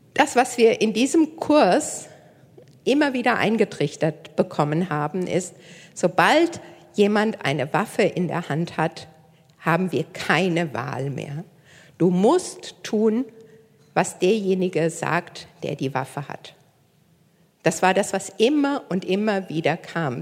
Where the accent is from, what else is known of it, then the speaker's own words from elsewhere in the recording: near Koblenz, Rhineland-Palatinate, Germany; moved away as an adult; now in Hamburg, Germany; Ich komme ursprünglich nicht aus Hamburg. Äh, ich komme aus der Nähe von Koblenz